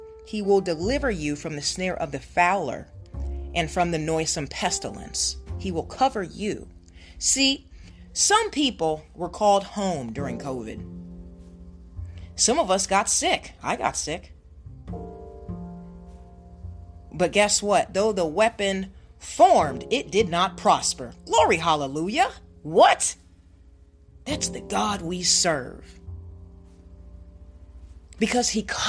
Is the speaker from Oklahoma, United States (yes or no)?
no; Ohio, United States; now in California, United States; I live in California, but I'm from Ohio. So both of my parents are in Ohio.